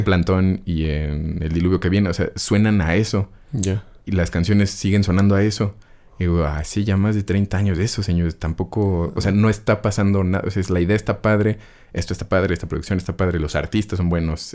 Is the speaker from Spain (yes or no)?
no; Mexico; como mexicanos